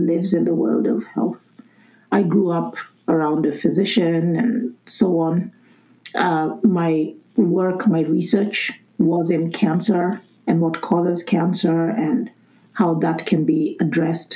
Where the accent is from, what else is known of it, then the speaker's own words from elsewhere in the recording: Kenya; moved away; I'm originally from Kenya.